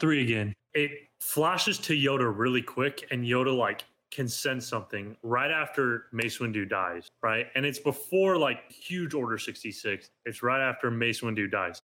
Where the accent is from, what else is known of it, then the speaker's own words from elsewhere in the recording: Arizona, United States; the Arizona Diamondbacks, my home state